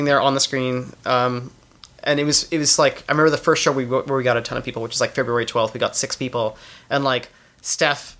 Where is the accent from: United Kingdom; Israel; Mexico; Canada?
Canada; moved away; also born or lived in United States; I'm Canadian